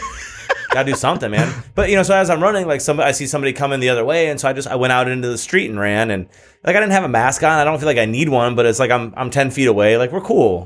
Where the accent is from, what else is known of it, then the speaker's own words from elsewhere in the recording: Michigan, United States; moved away as an adult; now in California, United States; when I lived in Michigan